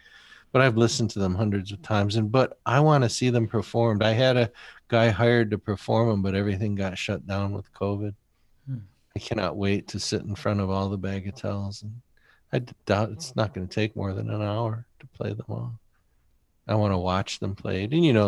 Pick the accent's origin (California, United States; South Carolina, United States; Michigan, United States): Michigan, United States; Drayton Plains; I mean, when I grew up in Drayton Plains, Michigan, there were two insane asylums in Michigan